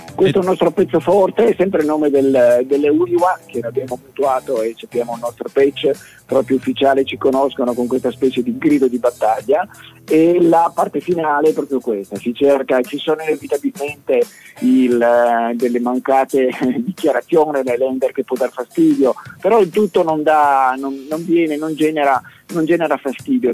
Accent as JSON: {"language": "Italian", "town": "Trieste", "region": "Friuli-Venezia Giulia", "country": "Italy", "said": "dalle nostre parti a Trieste"}